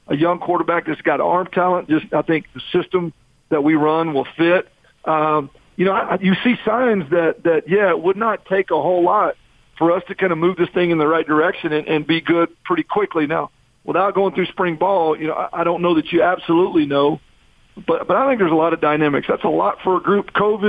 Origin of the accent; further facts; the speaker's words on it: Texas, United States; moved away as an adult; now in Utah, United States; I'm from Texas, but I've coached in 7-8 different states now